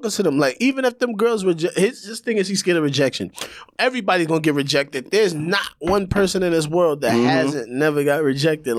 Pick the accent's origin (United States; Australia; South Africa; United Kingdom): United States; being a black man growing up in America